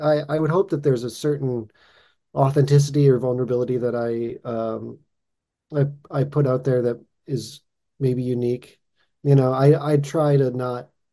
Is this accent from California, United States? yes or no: no; Boston, Massachusetts, United States; now in Los Angeles, United States; I'm originally from Boston